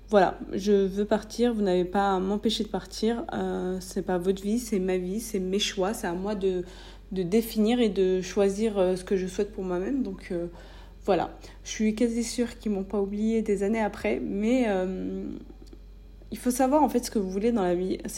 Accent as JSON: {"language": "French", "country": "France", "tie": "born or raised there", "moved": "as an adult", "said": "Je suis née, j'ai grandi en France, donc c'est cool, hein, mais j'avais besoin finalement de voir autre chose."}